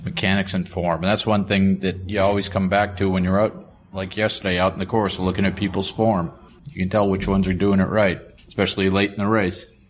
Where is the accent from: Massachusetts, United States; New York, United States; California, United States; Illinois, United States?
Massachusetts, United States; Boston; I'm from Boston. I grew up in the seventies